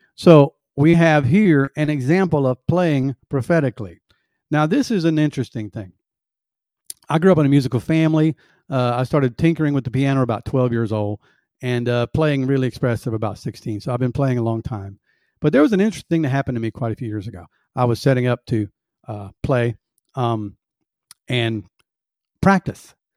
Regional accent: the South, United States; I was born in the South and raised in the South, and we have sweet tea.

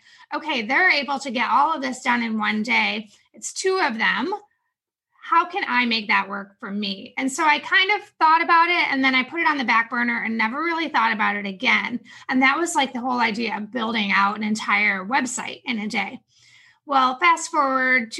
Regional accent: upstate New York, United States; now in Charlotte, United States; I'm originally from New York, upstate New York.

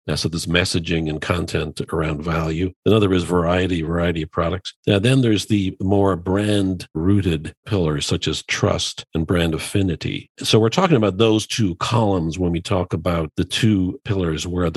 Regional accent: Ireland; I grew up in Ireland

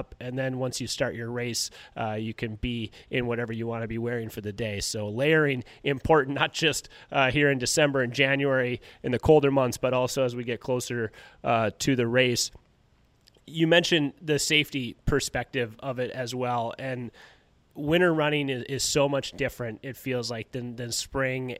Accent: Duluth, Minnesota, United States; I grew up in Duluth

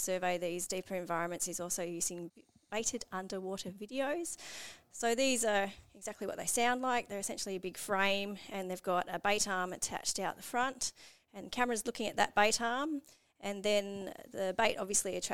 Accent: Sydney, New South Wales, Australia; I grew up in Sydney, about an hour away from the ocean

